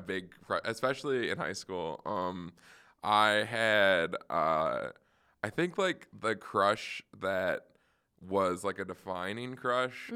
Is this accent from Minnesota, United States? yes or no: yes; Roseville, Minnesota, United States; I'm from Minnesota, so I'm from, uh, like, Roseville, which is right outside of the Twin Cities